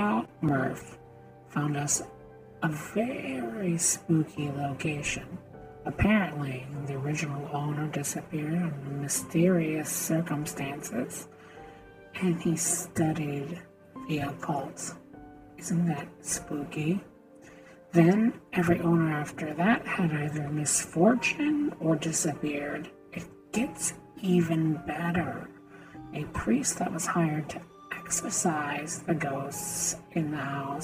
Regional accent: Midwest, United States; I was born and raised in the Midwest

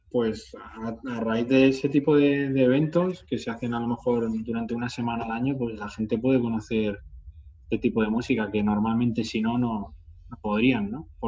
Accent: Talavera de la Reina, Castilla-La Mancha, Spain; Por ejemplo, en Talavera, en mi pueblo, hay un festival que lleva haciéndose 18 años.

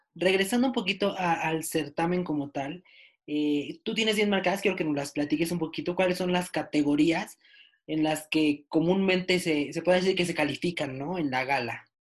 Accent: Mexico; yo que soy mexicano

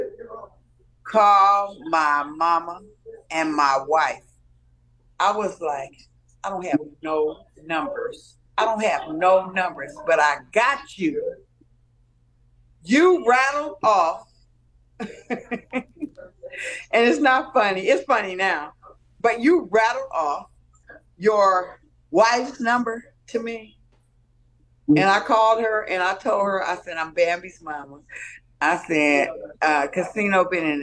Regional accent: Compton, California, United States; I was raised in Compton

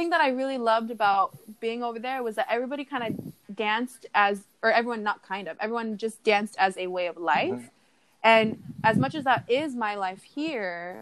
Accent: United States; I'm Polynesian from America

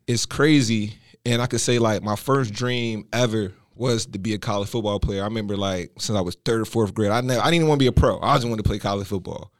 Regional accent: Philadelphia, Pennsylvania, United States; growing up in Philly

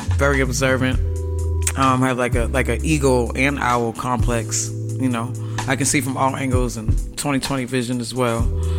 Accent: Boston, Massachusetts, United States; Beantown, Boston, Massachusetts. With the Celtics, the Bruins play. But, you know, my part of Boston, I'm from Massachusetts, where there's a lot of history there

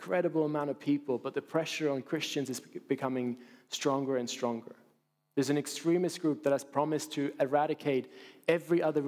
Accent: Basel, Basel-Stadt, Switzerland; my hometown in Basel, in Switzerland

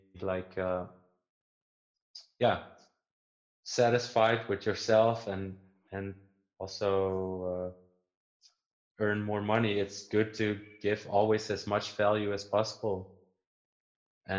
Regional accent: Netherlands; English is a second language; I'm from the Netherlands

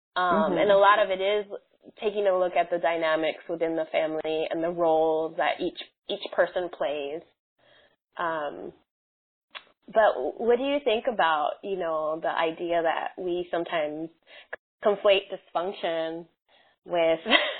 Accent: Southwest, United States; I grew up in the Southwest, different cities in the Southwest.

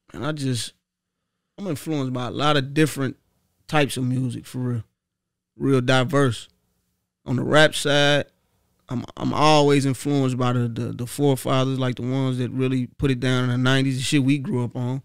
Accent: Dayton, Ohio, United States; born or raised there; also born or lived in Cincinnati, Ohio

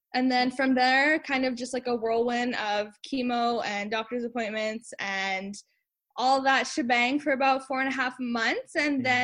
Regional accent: Winnipeg, Manitoba, Canada; I'm from Winnipeg, Manitoba

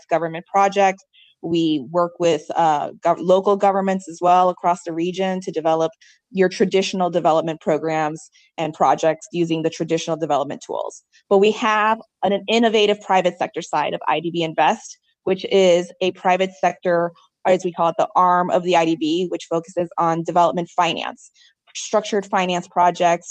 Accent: Chicago, Illinois, United States; first language Spanish; English is a second language; I was born in Chicago

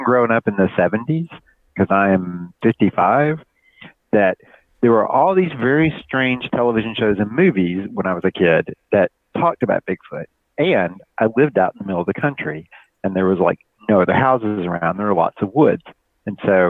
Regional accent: Alabama, United States; the place I grew up in Alabama

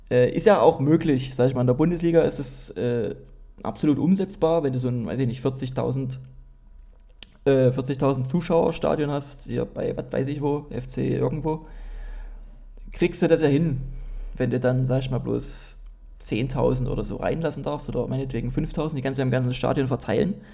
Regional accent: Dresden, Saxony, Germany; ich klinge wirklich sehr hochdeutsch in meinen Podcasts und das, das passt eigentlich nicht, weil ich komme aus Dresden und wir reden eigentlich alle komisch.

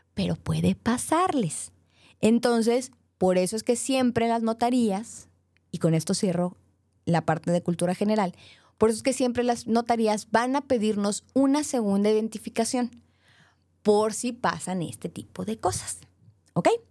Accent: Monterrey, Nuevo León, Mexico; yo soy de Monterrey, soy regia

